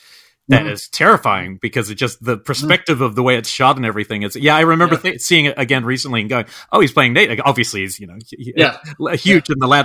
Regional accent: New Zealand; growing up in New Zealand

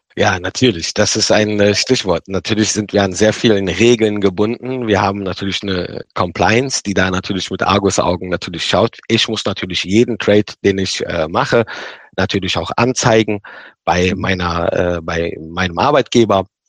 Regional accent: Rhineland, Germany; da habe ich mir so als Rheinländer gesagt

